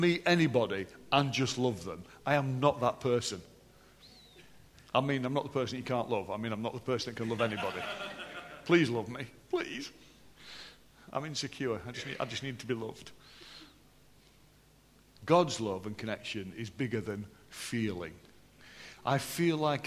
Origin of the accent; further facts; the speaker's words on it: Yorkshire and the Humber, United Kingdom; I am still from Yorkshire